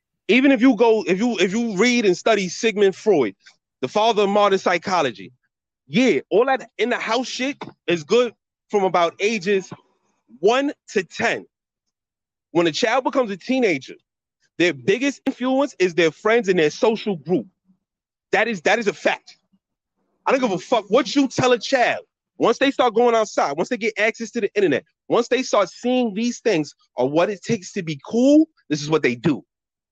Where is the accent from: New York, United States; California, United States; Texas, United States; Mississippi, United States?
New York, United States; New York City; I'm from New York City. Listen, I'm from New York City